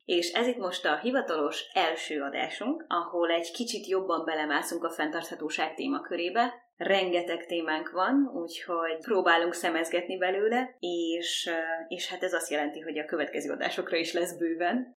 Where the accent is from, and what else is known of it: Hungary; now in Montreal, Canada